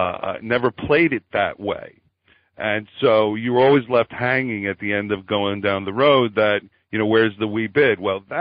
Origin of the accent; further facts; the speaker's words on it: Philadelphia, Pennsylvania, United States; Carlo and I were both from Philly, you know, around the same time